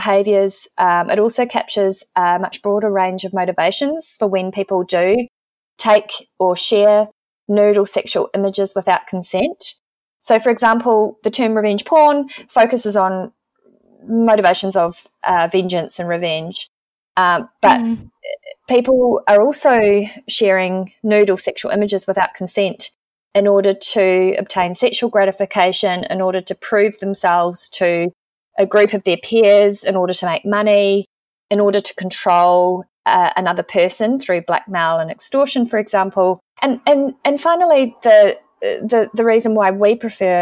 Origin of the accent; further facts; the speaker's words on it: New Zealand; moved away as an adult; also born or lived in Christchurch, New Zealand; now in Melbourne, Australia; I'm also a New Zealander living in Australia with my partner